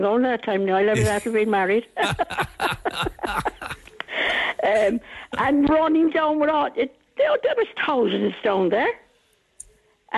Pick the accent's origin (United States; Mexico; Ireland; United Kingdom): Ireland; Cork, Munster; I was born and bred in Albert Road